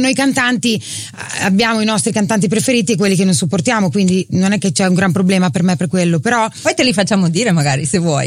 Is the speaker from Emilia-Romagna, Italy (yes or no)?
yes; Emilia-Romagna, Italy; accent: Romagnolo